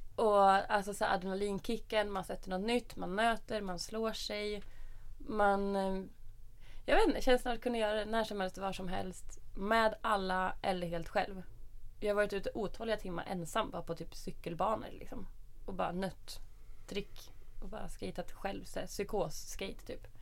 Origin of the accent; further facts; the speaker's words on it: Norrtälje, Stockholm County, Sweden; Jag är uppvuxen i Norrtälje. En liten skitstad en timme norr om Stockholm